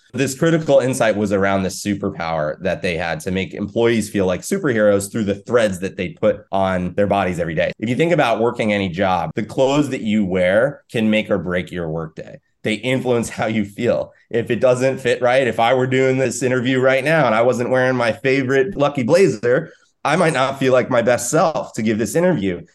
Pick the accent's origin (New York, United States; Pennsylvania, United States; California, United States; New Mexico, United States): New York, United States; I'm a New Yorker